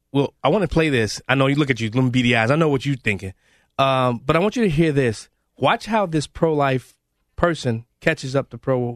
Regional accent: Chicago, Illinois, United States; I'm from Chicago

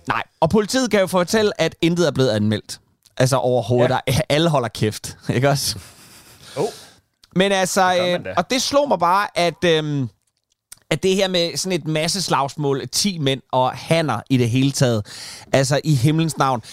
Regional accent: Kalundborg, Zealand, Denmark; born or raised there; moved away

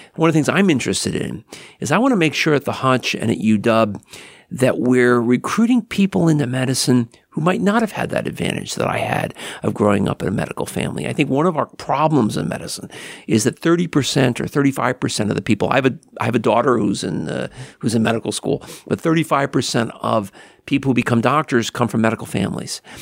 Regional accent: Hackensack, New Jersey, United States; I grew up in Hackensack, New Jersey

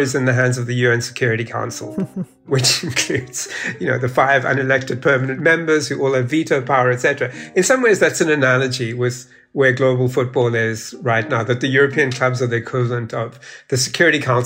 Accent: South Africa; the first African World Cup had happened in 2010 in my home country, South Africa

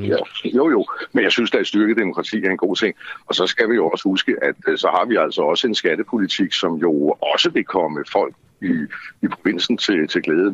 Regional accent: Copenhagen, Capital Region of Denmark, Denmark; jeg er jo født og opvokset i København og har boet her i masser af år

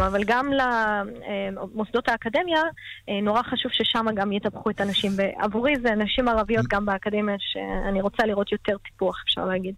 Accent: Haifa, Haifa District, Israel; אני גדלתי בשכונת עין הים וואדי ג'מאל בחיפה

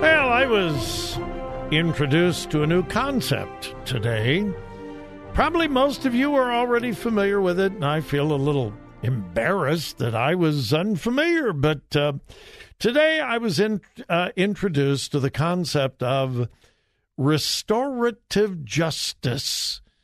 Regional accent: Southern California, United States; I grew up in Southern California.

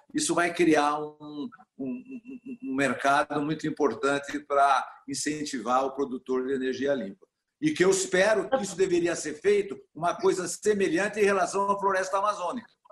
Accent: Brazil; como brasileiro e como está envolvido em todo o agronegócio

